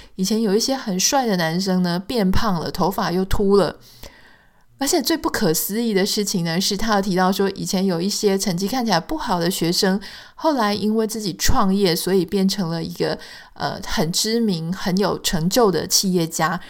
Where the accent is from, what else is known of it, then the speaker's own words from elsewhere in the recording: Taiwan; moved away as an adult; now in United States; 我们台湾人